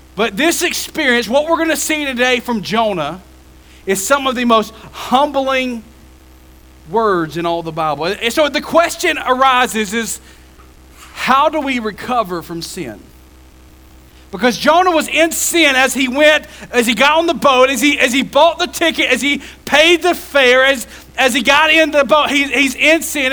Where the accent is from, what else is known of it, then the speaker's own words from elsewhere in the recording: Jefferson County, Alabama, United States; I grew up in Jefferson County